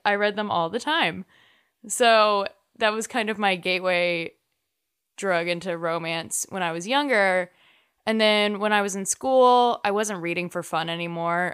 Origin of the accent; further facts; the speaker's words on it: North Texas, United States; growing up in North Texas